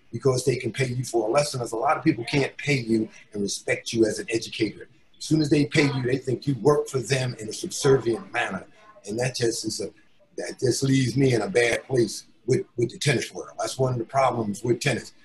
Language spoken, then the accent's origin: English; Elizabeth, New Jersey, United States; I'm from Elizabeth, New Jersey, an urban place